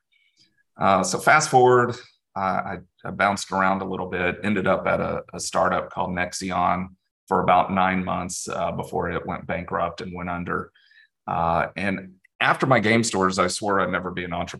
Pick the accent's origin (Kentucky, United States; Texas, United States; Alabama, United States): Texas, United States; Dallas; I was born and raised in Dallas, Texas